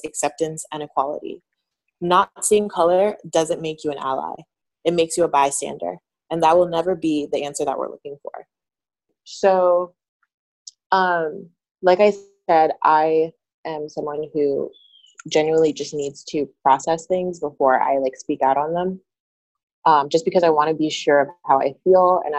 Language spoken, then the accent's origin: English; New York, United States; moved away as an adult; now in South Florida, United States; I'm originally from New York, but I moved when I was 20, moved back, I should say